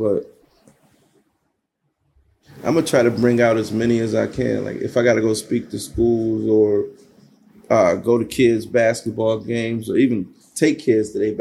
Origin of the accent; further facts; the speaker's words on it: Buffalo, New York, United States; What was it like growing up in Buffalo for you? Buffalo was wild.